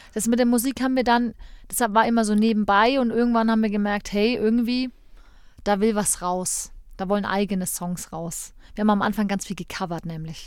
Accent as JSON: {"language": "German", "town": "Erlangen", "region": "Bavaria", "country": "Germany", "tie": "born or raised there", "also_born_or_lived": "Nuremberg", "said": "Ich bin ähm, gebürtige Erlangerin"}